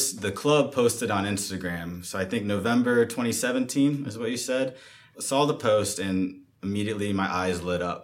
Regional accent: Ohio, United States; moved away as an adult; now in Los Angeles, United States; I'm also from Ohio, too.

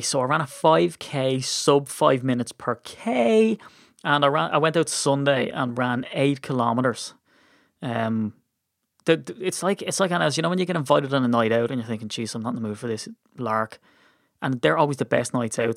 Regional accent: Ireland; as an Irishman

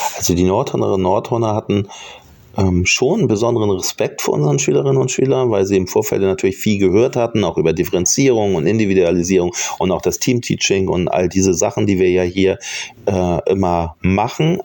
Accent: Hamburg, Germany; als Hamburger

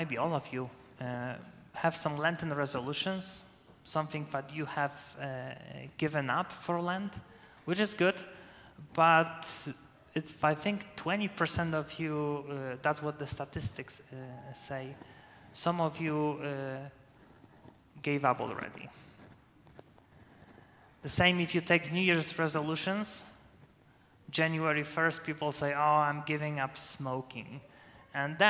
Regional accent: Poland; first language Polish; English is a second language; moved away as an adult; now in United States; my native language is Polish

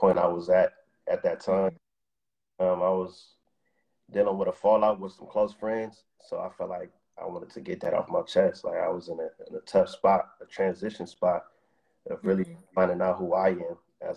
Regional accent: Los Angeles, California, United States; So I'm from LA. I'm from South Central LA.

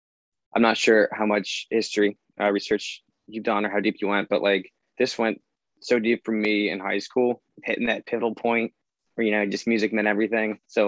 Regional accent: Philadelphia, Pennsylvania, United States; we are from Philly, and we're a 3-piece that plays some pop punk music.

